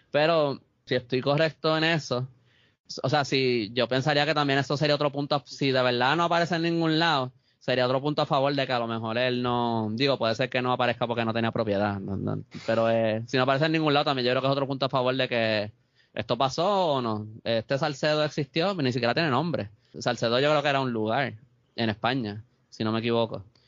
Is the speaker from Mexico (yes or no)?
no; Puerto Rico